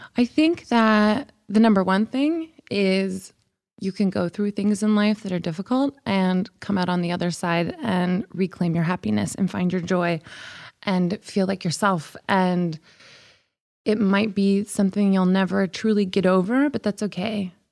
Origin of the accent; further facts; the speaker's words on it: the Bible Belt, United States; now in Los Angeles, United States; I grew up in the Bible Belt